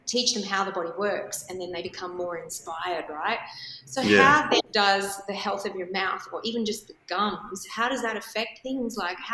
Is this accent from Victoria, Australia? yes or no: yes; Melbourne, Victoria, Australia; now in Sydney, Australia; I know that I was from Melbourne, had heard all about you and couldn't wait to move to Sydney to see you.